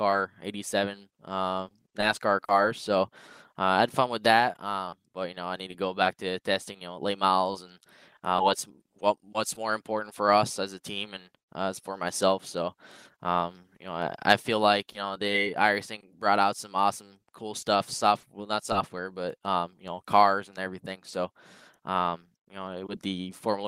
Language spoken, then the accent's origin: English; Canada; as a Canadian